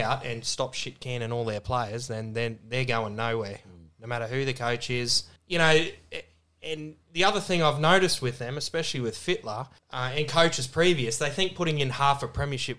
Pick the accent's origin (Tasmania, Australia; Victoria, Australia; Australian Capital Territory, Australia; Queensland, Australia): Queensland, Australia; now in New South Wales, Australia; I'm a Queenslander